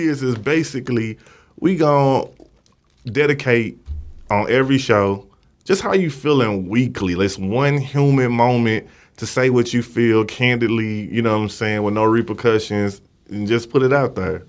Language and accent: English; St. Louis, Missouri, United States; accent: country; moved away as an adult; now in Dallas, United States; I'm from Saint Louis, been here, like, uh, four years